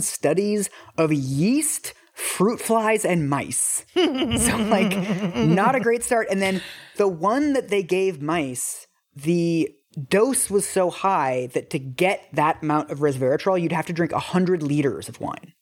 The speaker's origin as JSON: {"language": "English", "country": "United States", "also_born_or_lived": "London", "said": "I, as an American"}